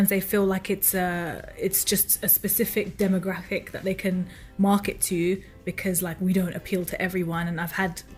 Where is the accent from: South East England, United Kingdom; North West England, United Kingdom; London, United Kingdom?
London, United Kingdom; like me, born and raised in London